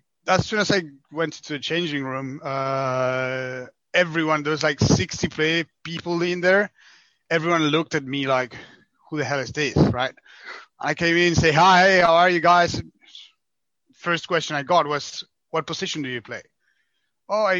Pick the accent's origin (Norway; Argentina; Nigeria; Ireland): Argentina; moved away as an adult; now in France; I'm from Argentina, so currently living in France for the last 5 years, but I'm from the other part of the world